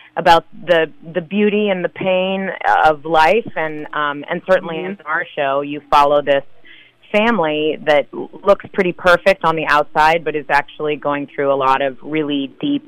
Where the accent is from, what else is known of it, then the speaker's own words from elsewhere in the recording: Fresno, California, United States; moved away as an adult; also born or lived in North Carolina / New York / San Francisco; I'm from Fresno originally, and I went to college in North Carolina and then moved to New York immediately after I graduated